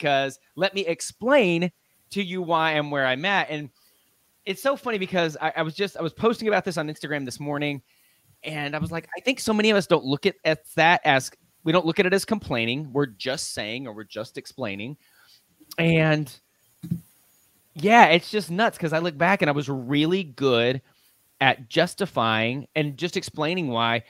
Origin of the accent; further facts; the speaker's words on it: Lubbock, Texas, United States; now in Dallas, United States; I'm a Texas boy. I live in Dallas now, but I grew up in West Texas, out in Lubbock, Texas